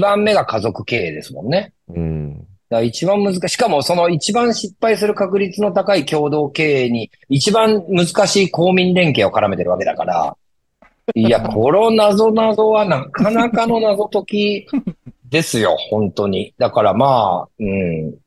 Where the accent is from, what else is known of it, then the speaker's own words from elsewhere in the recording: Shimonoseki, Yamaguchi, Japan; 僕はあのエリア生まれ、あのエリア育ちなんで